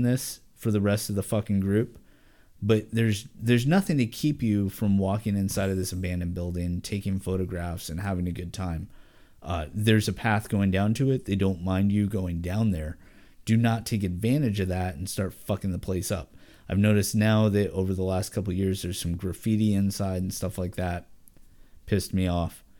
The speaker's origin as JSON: {"language": "English", "region": "Oregon", "country": "United States", "tie": "born or raised there", "said": "I'm local. I was born and raised in Oregon."}